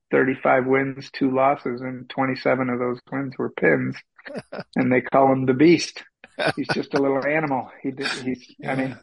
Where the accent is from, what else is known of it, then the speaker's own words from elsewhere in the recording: Wisconsin, United States; now in Luxemburg, Wisconsin, United States; where we moved in Wisconsin isn't, I didn't move back to my hometown